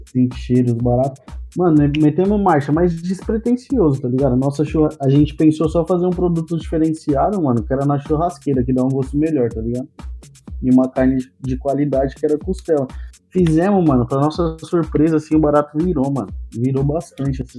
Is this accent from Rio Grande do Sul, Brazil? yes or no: no; Zona Leste, São Paulo, Brazil; eu sou da Zona Leste